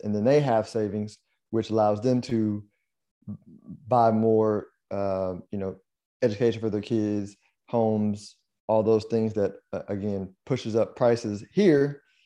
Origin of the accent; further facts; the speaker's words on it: United States; an American